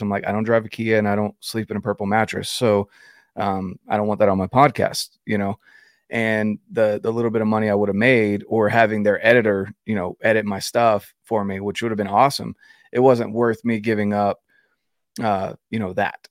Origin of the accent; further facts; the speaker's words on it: Fayetteville, North Carolina, United States; I was raised in North Carolina